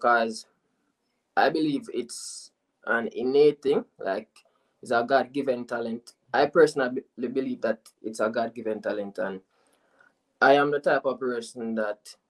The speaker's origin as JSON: {"language": "English", "town": "Falmouth", "region": "Trelawny", "country": "Jamaica", "said": "I am from Falmouth"}